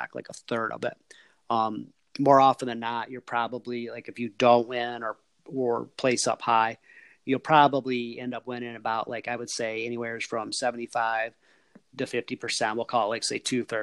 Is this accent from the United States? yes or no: yes; Michigan, United States; I grew up in Michigan and I live in Michigan